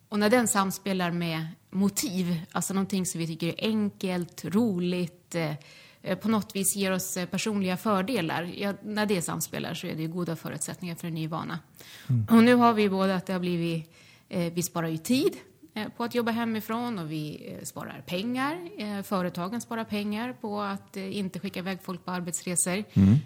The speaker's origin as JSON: {"language": "Swedish", "country": "Sweden", "tie": "born or raised there", "moved": "yes", "said": "jag är född och uppvuxen i Bullerbyn i, eh, i Småland"}